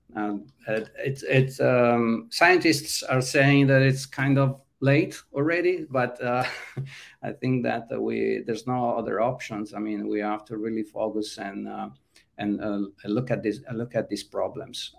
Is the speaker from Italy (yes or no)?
yes; Italy; moved away as an adult; now in California, United States; i was running a software house that then became a web agency in my hometown and at that time in the mid 90s wasn't really difficult to find clients in uh, mid-sized towns in italy